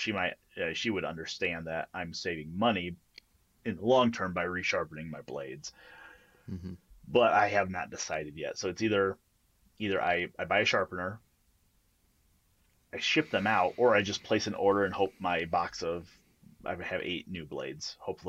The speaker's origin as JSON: {"language": "English", "country": "Canada", "said": "Like, there's three things that happen when you're Canadian."}